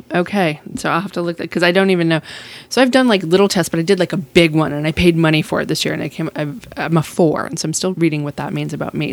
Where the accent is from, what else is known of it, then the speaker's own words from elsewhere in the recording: Massachusetts, United States; also born or lived in Marfa, Texas; now in San Angelo, United States; I'm from Massachusetts and I moved to Texas